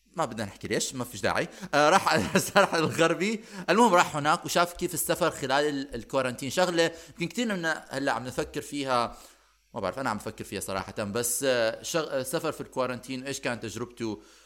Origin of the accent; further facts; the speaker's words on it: Syria; moved away; انا سوري